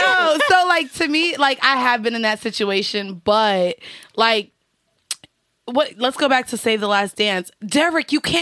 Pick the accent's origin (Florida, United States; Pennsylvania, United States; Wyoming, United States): Florida, United States; Orlando; also born or lived in Atlanta; now in New York, United States; I'm from Orlando. Also lived in Atlanta.